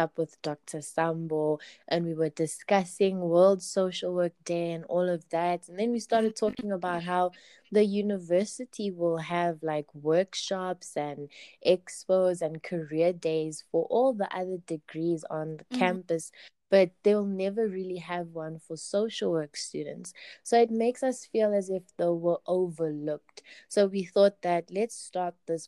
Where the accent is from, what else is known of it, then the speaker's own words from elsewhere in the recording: Kempton Park, Gauteng, South Africa; I'm from Glen Marais in Kempton Park, also like in Joburg, it's in Joburg, the East Strand.